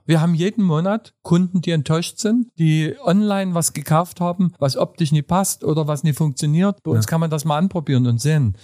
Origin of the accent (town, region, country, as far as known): Saxony, Germany; accent: Saxon; also born or lived in Berlin; now in Dresden, Germany